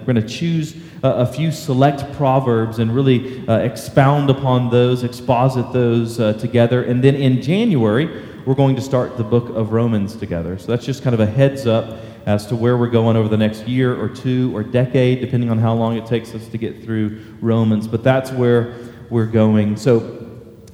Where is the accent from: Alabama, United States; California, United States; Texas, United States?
Texas, United States; Texas coast, United States; born or raised there; now in McKinney, United States